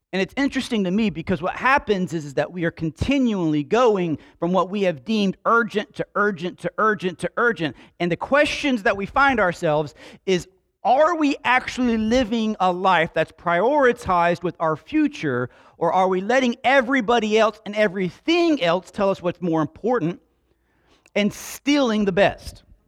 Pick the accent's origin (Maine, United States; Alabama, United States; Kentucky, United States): Alabama, United States; Slapout; We grew up in Slap Out